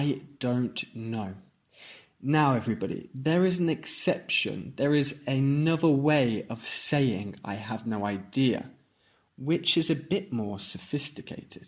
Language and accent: English; Stratford-upon-Avon, West Midlands, United Kingdom; I am an English teacher from England, from Stratford-upon-Avon